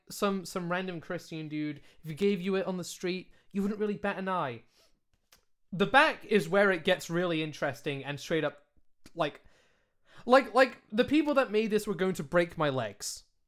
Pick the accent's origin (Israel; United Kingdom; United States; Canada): United Kingdom; accent: British; I am British. This accent is a British accent.